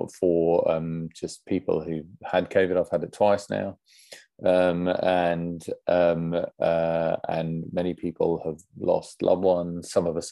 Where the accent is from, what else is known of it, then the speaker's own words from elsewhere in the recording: Essex, East of England, United Kingdom; I'm from Essex